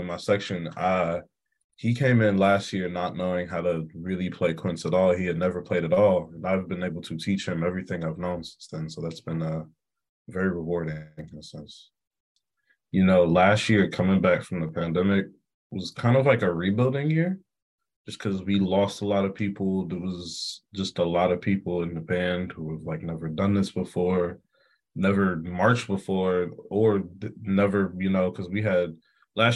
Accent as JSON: {"language": "English", "town": "Atlanta", "region": "Georgia", "country": "United States", "tie": "born or raised there", "moved": "as an adult", "said": "my hometown in Atlanta"}